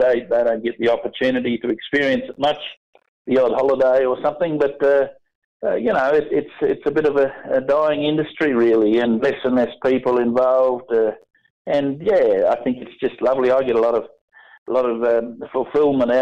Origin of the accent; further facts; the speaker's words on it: Geraldton, Western Australia, Australia; also born or lived in Murchison, Western Australia; I was born and bred in Geraldton years ago